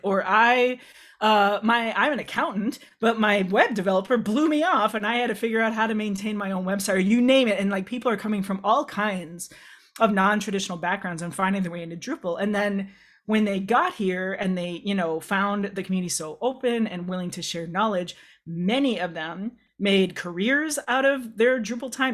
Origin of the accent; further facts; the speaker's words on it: Midwest, United States; a queer kid growing up in the Midwest, United States.